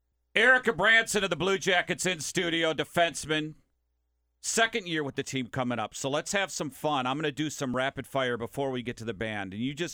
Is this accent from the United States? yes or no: yes; Minnesota, United States; I'm from Minnesota.